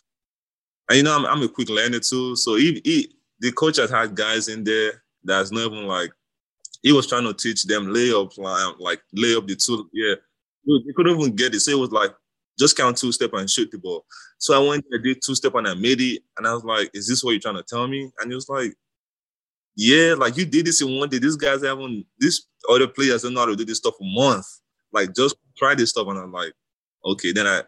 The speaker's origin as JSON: {"language": "English", "country": "Nigeria", "tie": "born or raised there", "moved": "yes", "lives_now": "United States", "said": "growing up in Nigeria"}